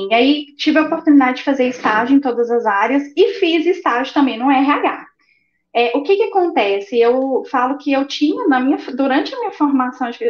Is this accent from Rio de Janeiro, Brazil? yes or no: no; Belo Horizonte, Minas Gerais, Brazil; Sou de, de Minas, Minas, é